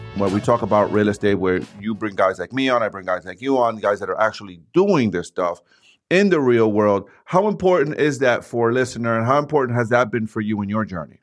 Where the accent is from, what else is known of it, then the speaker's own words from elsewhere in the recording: New York, United States; I grew up in New York